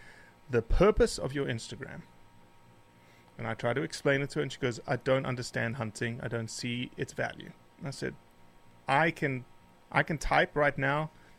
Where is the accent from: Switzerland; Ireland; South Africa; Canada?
South Africa; also born or lived in Rio de Janeiro, Brazil; now in United States; Yeah, so I say I was born and raised in South Africa because it's just an easier way to explain my sort of pavement special genetics. I was born actually in Rio de Janeiro, Brazil